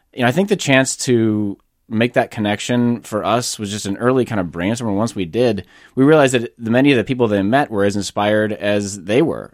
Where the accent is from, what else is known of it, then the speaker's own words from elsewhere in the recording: Northfield, Minnesota, United States; moved away as an adult; also born or lived in Silicon Valley, California; My parents were from Iowa, and I grew up in the Midwest.